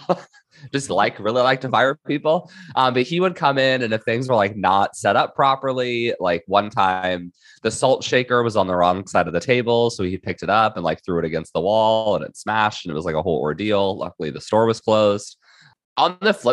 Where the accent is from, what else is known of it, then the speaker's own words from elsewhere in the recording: Indiana, United States; moved away as an adult; now in San Diego County, United States; I am originally from Indiana, and I moved out to Southern California for law school